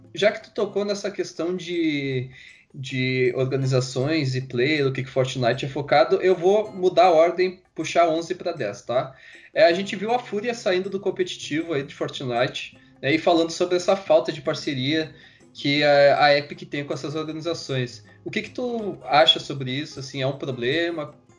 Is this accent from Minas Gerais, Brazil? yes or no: no; Porto Alegre, Rio Grande do Sul, Brazil; a gente é aqui do Sul, nós somos de Porto Alegre